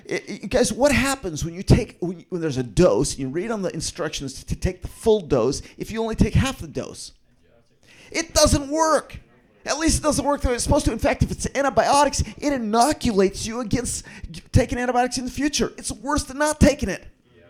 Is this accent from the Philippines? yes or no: yes; Philippines; Some of you guys know that I grew up in the Philippines, and I go back to visit the tribal group that I grew up in often.